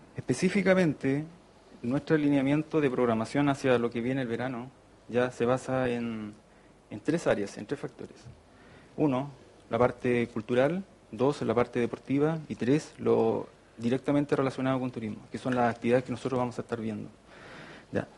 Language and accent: Spanish; Constitución, Maule, Chile; moved away as an adult; also born or lived in France / Brazil; yo soy de Constitución acá